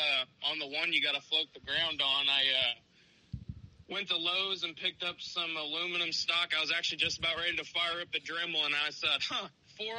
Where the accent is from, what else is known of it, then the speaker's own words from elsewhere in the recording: Monroe, Ohio, United States; I grew up in Monroe, Ohio, and that gas station is literally at the bottom of the hill from my parents' subdivision